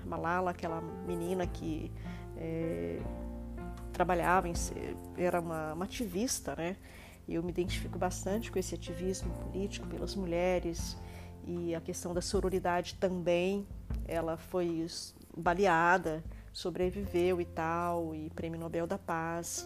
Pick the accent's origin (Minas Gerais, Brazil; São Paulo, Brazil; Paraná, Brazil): Minas Gerais, Brazil; como boa mineira que sou